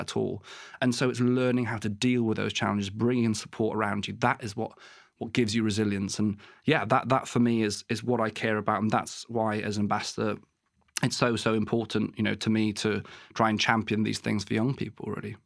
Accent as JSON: {"language": "English", "region": "West Wales", "country": "United Kingdom", "tie": "born or raised there", "also_born_or_lived": "Exeter / Plymouth / Truro", "moved": "as an adult", "said": "I grew up in West Wales"}